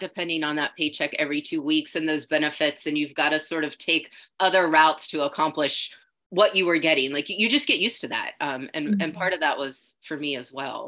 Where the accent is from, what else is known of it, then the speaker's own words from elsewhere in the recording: Wheeling, West Virginia, United States; also born or lived in St. Clairsville, Ohio; I grew up in Wheeling